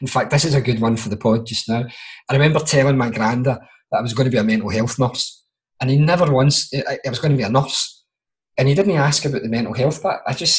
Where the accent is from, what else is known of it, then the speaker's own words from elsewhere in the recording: Glasgow, Scotland, United Kingdom; accent: Glasgow; also born or lived in Aberdeen; being a Glaswegian